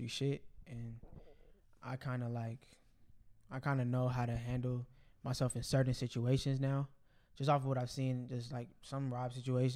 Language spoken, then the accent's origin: English; Bellflower, California, United States; the area I grew up in Bellflower